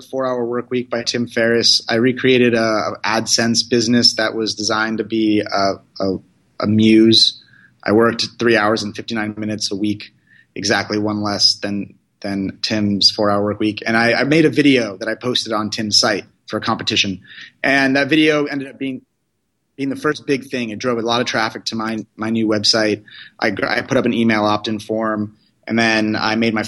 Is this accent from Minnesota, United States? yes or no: no; California, United States; I'm from California. I grew up basically in an Indian household